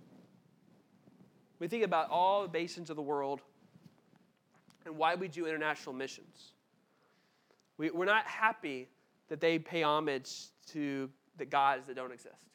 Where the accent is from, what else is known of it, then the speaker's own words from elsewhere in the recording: United States; we're Americans